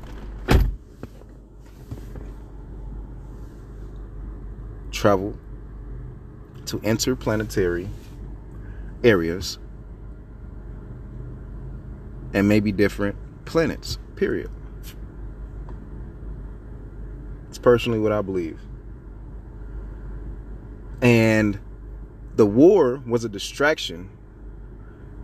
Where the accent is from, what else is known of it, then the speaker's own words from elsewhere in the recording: United States; As an American civilian